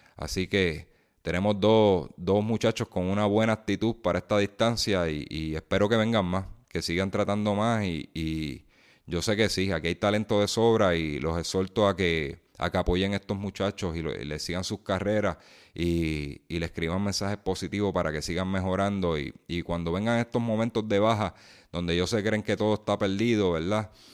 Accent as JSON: {"language": "Spanish", "country": "Puerto Rico", "said": "nosotros como puertorriqueños"}